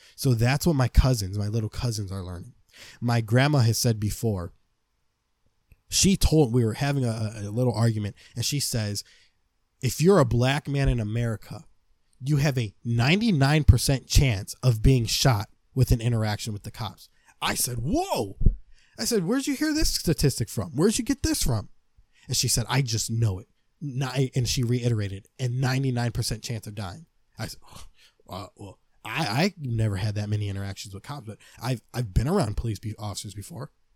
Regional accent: United States; I see myself as an American man

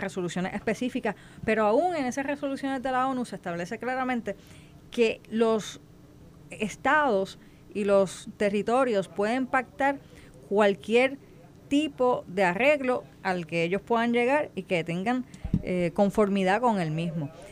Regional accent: Puerto Rico; nosotros los puertorriqueños

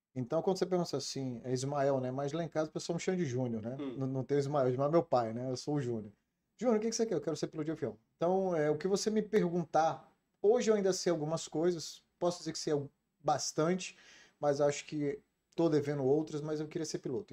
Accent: Brasília, Federal District, Brazil; also born or lived in Rio de Janeiro; nasci no Rio de Janeiro, eu sou carioca, é, nasci em Cascadura e por, por situações é, profissionais do meu pai, nós saímos do Rio de Janeiro e fomos morar em Brasília.

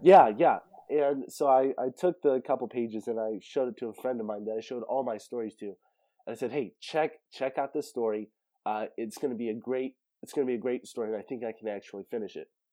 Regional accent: Central California, United States; I was born in Central California, way out in the mountains

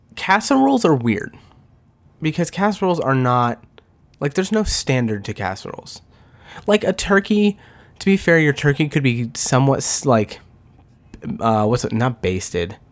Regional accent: the West, United States; I am from the West

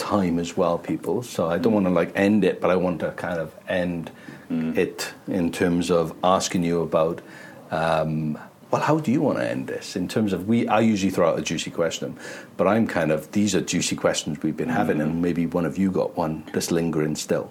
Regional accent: Wales, United Kingdom; being Welsh

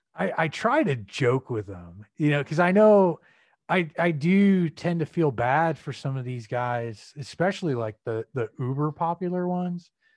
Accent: Peoria, Illinois, United States; moved away as an adult; also born or lived in Chicago, Illinois; now in Arizona, United States; I'm originally from the Midwest. Central Illinois, uh, grew up there for about eighteen years, uh, Peoria

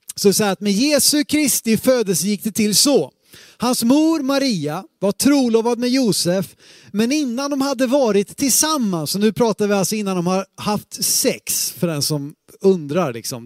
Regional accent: Sweden; vi som svenskar, sekulariserade svenskar

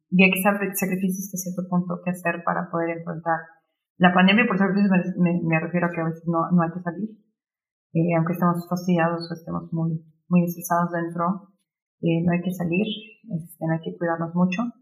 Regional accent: Mexico; also born or lived in Germany; solo trabajando juntos como mexicanos realmente podemos hacer un cambio, ¿no? Este, yo sí, ahorita estoy en Alemania, pero después me regreso en dos semanas

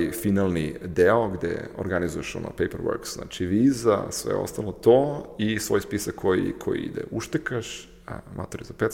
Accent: Serbia; now in Ukraine; ja živim u Ukrajini, ja radim, radim u Ukrajini, ja iz Srbije sam srpski pasoš

